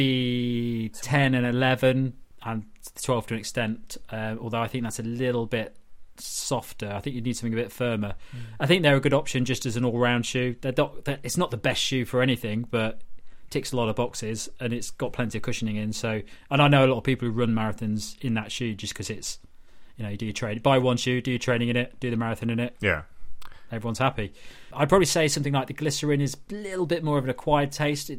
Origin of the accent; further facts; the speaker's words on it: United Kingdom; We're all British.